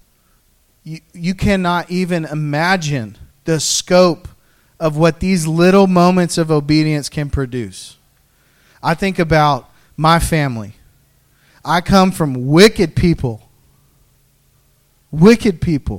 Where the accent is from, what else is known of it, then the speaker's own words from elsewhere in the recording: the South, United States; I'm from the South